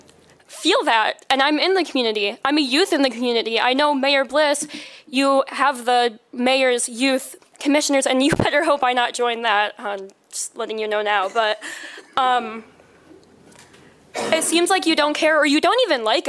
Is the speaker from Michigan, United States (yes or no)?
yes; Grand Rapids, Michigan, United States; I'm from Grand Rapids, lived here my whole life